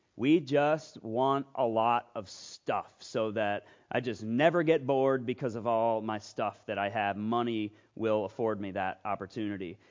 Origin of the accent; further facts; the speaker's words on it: Loudoun County, Virginia, United States; moved away; I am from Loudoun County, Virginia